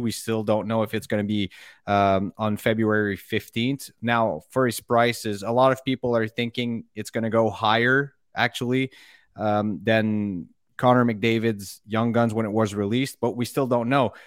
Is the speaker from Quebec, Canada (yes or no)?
yes; Montreal, Quebec, Canada; growing up in Montreal, as you know, hockey is religion here